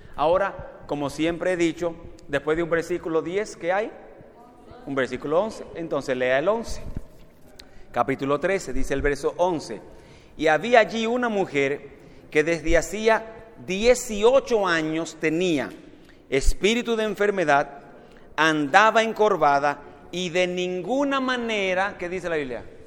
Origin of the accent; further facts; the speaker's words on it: Dominican Republic; la iglesia donde me crié en República Dominicana